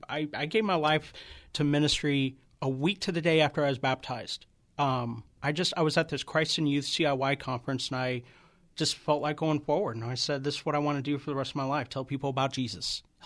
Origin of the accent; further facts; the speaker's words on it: Columbia, Missouri, United States; also born or lived in Kansas City; I was raised in Columbia, Missouri.